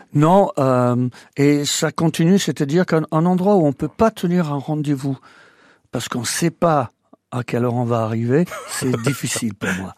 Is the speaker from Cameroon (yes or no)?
no; Welshpool, Wales, United Kingdom; moved away as an adult; also born or lived in Normandy, France; now in France; Je suis né à Welshpool au Pays de Galles.